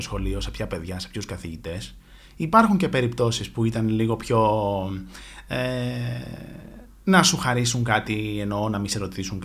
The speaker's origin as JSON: {"language": "Greek", "town": "Athens", "region": "Attica", "country": "Greece", "tie": "born or raised there", "said": "γεννήθηκα και μεγάλωσα στην Αθήνα."}